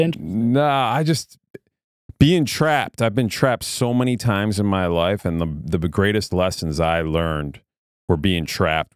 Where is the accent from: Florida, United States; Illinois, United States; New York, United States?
New York, United States; Queensbury; I grew up in a little town called Queensbury, New York. It's in upstate New York near uh, between Saratoga Springs and Lake George, New York